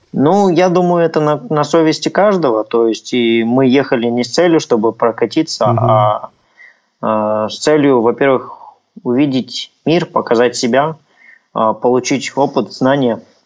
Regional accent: Kazakhstan

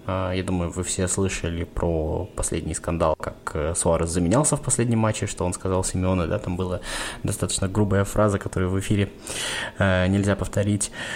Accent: Samara, Samara Oblast, Russia; я сам из Самары

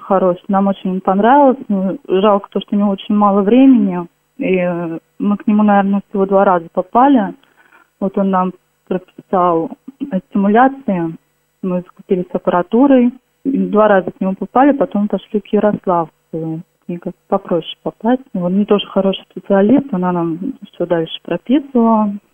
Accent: Kolchugino, Vladimir Oblast, Russia; Наш Кольчугин город небольшой

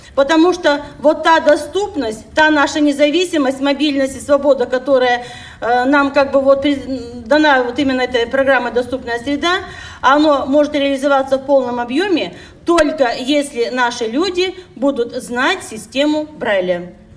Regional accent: Siberia, Russia; мы, как всегда, сибиряки

